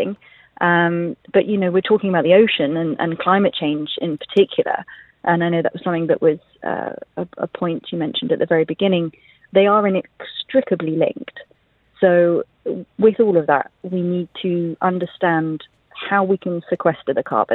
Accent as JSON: {"language": "English", "town": "Jeddah", "region": "Makkah Province", "country": "Saudi Arabia", "tie": "born or raised there", "moved": "yes", "lives_now": "United Arab Emirates", "said": "I grew up in Jeddah"}